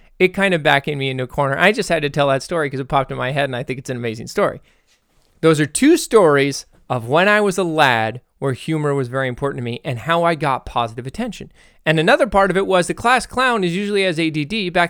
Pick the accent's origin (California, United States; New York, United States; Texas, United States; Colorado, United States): Texas, United States; yeah, I'm from Texas. What's the question?